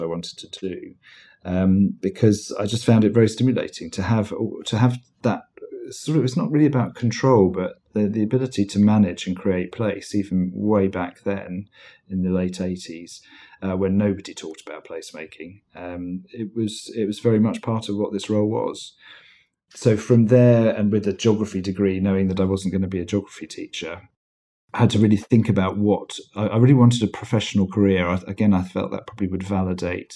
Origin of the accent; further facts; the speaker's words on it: Weybridge, South East England, United Kingdom; also born or lived in South Africa; now in London, United Kingdom; I was brought up in Weybridge in Surrey.